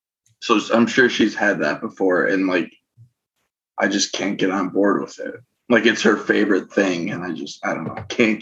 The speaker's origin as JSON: {"language": "English", "region": "Wisconsin", "country": "United States", "said": "they all know I'm from Wisconsin"}